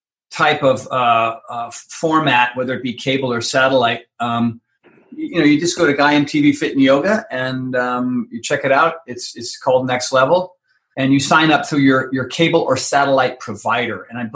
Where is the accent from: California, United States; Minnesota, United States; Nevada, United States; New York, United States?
Minnesota, United States; Minneapolis; accent: Minneapolis; Anyway, so there's my Minneapolis accent.